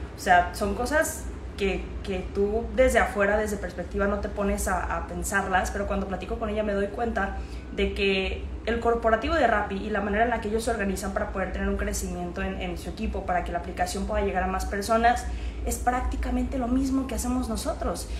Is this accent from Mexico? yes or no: yes; Guadalajara, Jalisco, Mexico; moved away as an adult; now in Medellín, Colombia; soy de Guadalajara, Jalisco, México, pero actualmente estoy viviendo en Medellín, Colombia